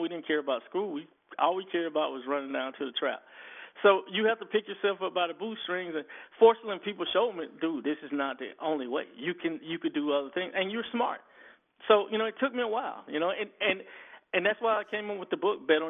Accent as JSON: {"language": "English", "town": "Fort Valley", "region": "Georgia", "country": "United States", "tie": "born or raised there", "said": "I grew up in Fort Valley, Georgia"}